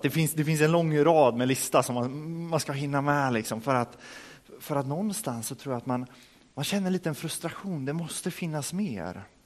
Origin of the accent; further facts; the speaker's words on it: Örebro, Örebro County, Sweden; moved away as an adult; now in Rimforsa, Sweden; hemma i Örebro, där jag kommer ifrån